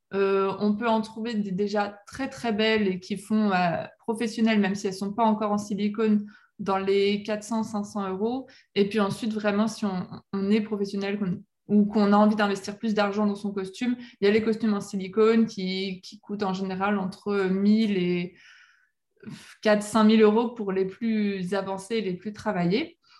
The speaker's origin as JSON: {"language": "French", "town": "La Rochelle", "region": "Nouvelle-Aquitaine", "country": "France", "tie": "born or raised there", "said": "je suis née à La Rochelle au bord, de la mer"}